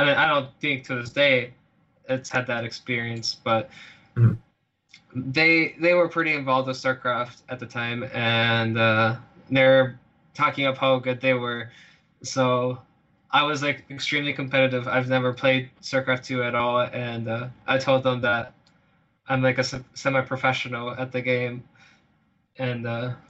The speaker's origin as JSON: {"language": "English", "town": "Fargo", "region": "North Dakota", "country": "United States", "said": "I come from Fargo, North Dakota, a very, very unpopulated area, you could say, and very cold winters. Most people where I'm from pretty much just farm"}